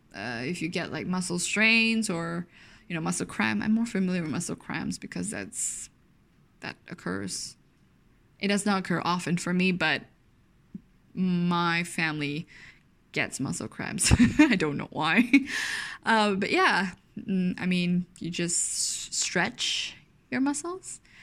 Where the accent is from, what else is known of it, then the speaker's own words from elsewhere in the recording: Malaysia; I'm very Malaysian